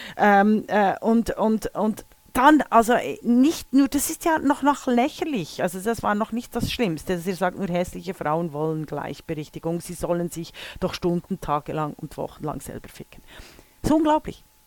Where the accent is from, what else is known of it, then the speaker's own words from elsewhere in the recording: Switzerland; als Mädchen in den 60er Jahren in der Schweiz geboren worden zu sein